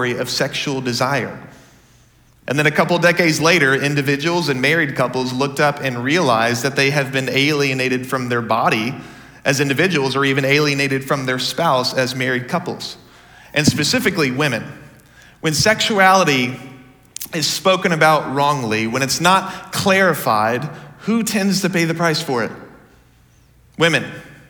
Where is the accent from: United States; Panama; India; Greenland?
United States; Dallas, Texas; So I grew up in the Dallas area